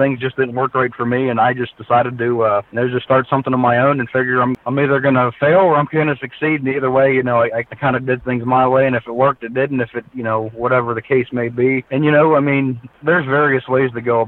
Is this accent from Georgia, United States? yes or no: no; Pennsylvania, United States; growing up in Pennsylvania, hunting was just a part of life